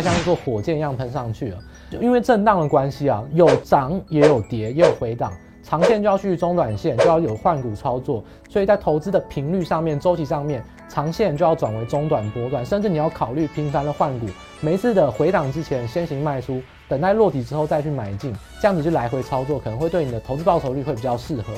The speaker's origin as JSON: {"language": "Chinese", "country": "Taiwan", "said": "我们是台湾人"}